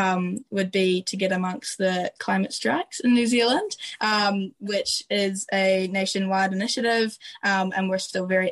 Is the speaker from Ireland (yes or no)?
yes; Ireland; people won't recognise that I'm a migrant until I've told them that I'm Irish, which is also a bit of a weird space to be in.